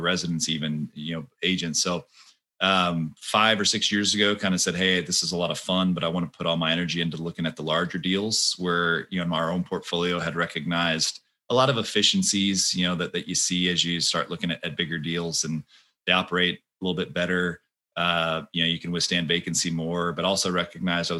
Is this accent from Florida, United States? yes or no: no; Austin, Texas, United States; I was born and raised in Austin.